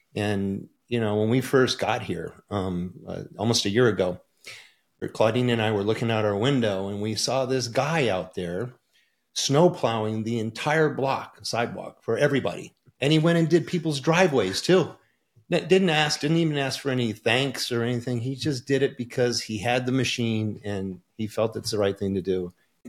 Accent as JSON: {"language": "English", "town": "Port Huron", "region": "Michigan", "country": "United States", "tie": "born there", "said": "I was born in Port Huron, Michigan, just outside of Detroit"}